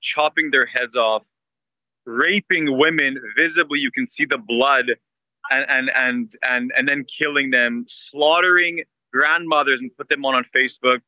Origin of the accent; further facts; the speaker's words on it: Canada; moved away; also born or lived in Israel; I grew up in, spent the first part of my life in Canada